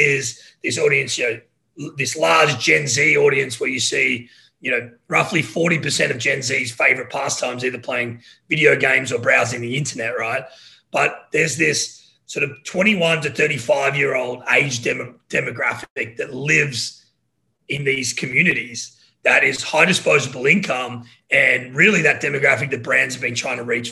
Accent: Australia; moved away as an adult; also born or lived in Los Angeles; now in United States; So I'm Australian

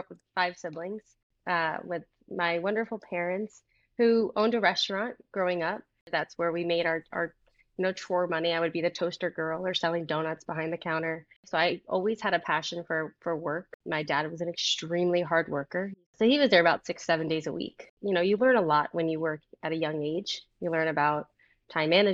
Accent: Fort Lauderdale, Florida, United States; I'm based in Fort Lauderdale. I grew up in Fort Lauderdale. I am a sunshine kid

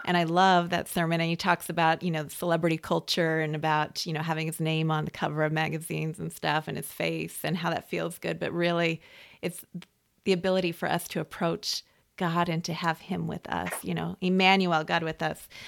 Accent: West Coast, United States; I, I grew up on the West Coast

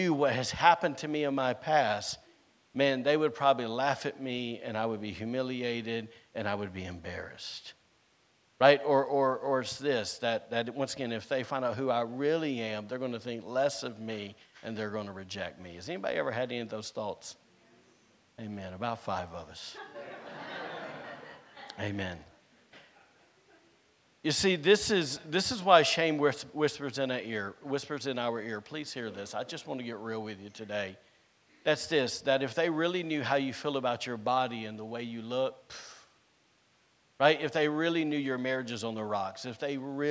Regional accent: the South, United States; now in Rockport, United States; I'm from the South, and we eat stuff with grease on it

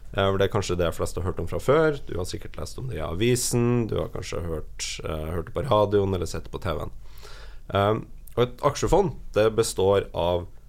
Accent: Trøndelag, Norway; moved away; Nå er jeg fra Trøndelag

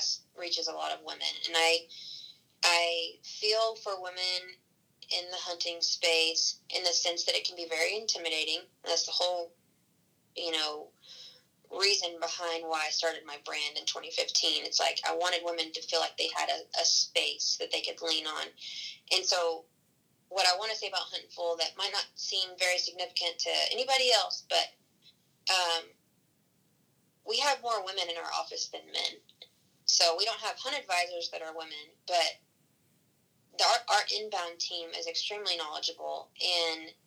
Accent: Texas, United States; Growing up in Texas

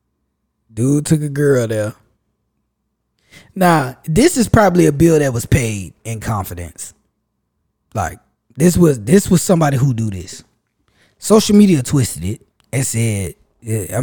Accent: United States; I was born here

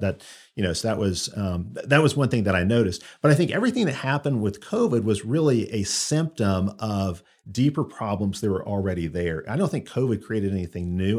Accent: Chicago, Illinois, United States; moved away as an adult; also born or lived in Auburn; now in Alabama, United States; I grew up in Chicago, so I grew up you know, outside the South

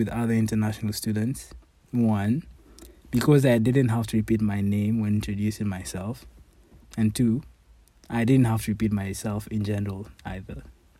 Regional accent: Nairobi, Kenya; moved away; But I also want to feel like I'm the same Nairobi kid who left home in August 2019.

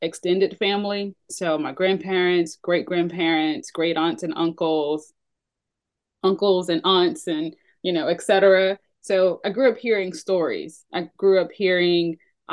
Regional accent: Atlanta, Georgia, United States; I'm born and raised here in the South, and my family has lived here for generations

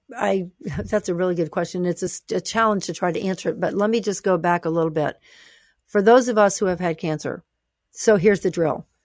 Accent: the South, United States; I grew up in the South

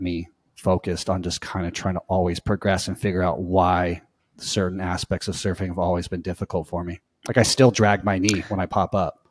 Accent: Costa Mesa, California, United States; I'm from Orange County, Costa Mesa, which is basically Newport Beach area, and grew up in the waves

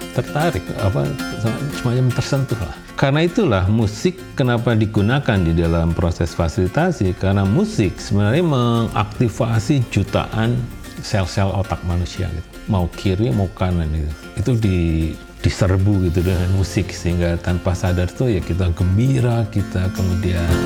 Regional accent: Indonesia

